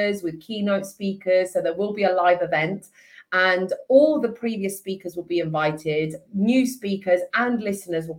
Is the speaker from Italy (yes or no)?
yes; Italy; now in Hertfordshire, United Kingdom; me being Italian, like I grew up in Italy